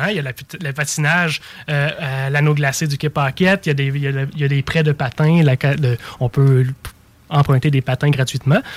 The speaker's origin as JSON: {"language": "French", "town": "Trois-Rivières", "region": "Quebec", "country": "Canada", "moved": "yes", "lives_now": "Montmagny, Canada", "said": "je viens pas de là, je viens de Trois-Rivières, je vous dis tout de suite. Je suis de la Mauricie."}